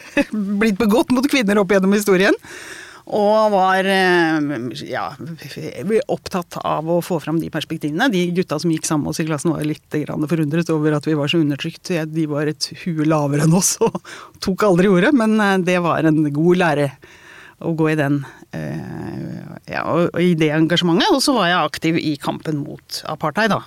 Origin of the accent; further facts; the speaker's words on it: Porsgrunn, Vestfold og Telemark, Norway; Jeg vokste opp i Porsgrunn